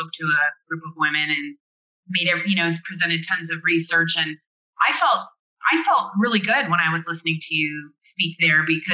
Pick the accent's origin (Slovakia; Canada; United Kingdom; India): Canada; I'm Canadian